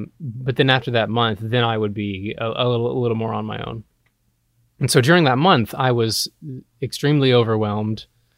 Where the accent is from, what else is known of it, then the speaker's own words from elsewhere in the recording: Georgia, United States; now in Los Angeles, United States; I'm from Georgia originally, and I was a theater major in Georgia, Georgia Southwestern.